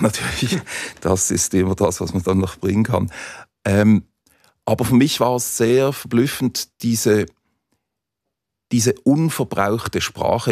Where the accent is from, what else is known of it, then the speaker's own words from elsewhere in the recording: Basel, Basel-Stadt, Switzerland; Als Basler